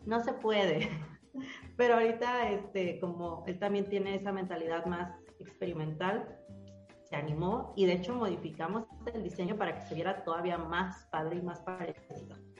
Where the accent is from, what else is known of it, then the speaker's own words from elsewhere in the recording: Mexico; soy mexicano